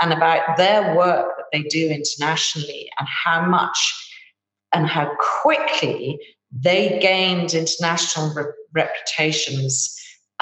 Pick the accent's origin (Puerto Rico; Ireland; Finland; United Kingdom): Ireland; I'm Irish